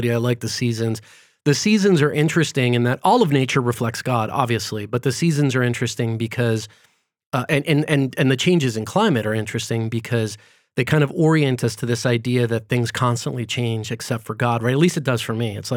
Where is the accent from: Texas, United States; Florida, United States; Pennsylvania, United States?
Florida, United States; now in California; because we're from Florida before California.